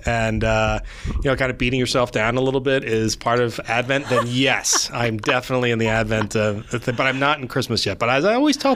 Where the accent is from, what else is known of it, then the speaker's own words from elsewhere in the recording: Woodstown, New Jersey, United States; now in Glassboro, United States; I live in Glassboro now, but I grew up in the Woodstown area with a lot of family in that general vicinity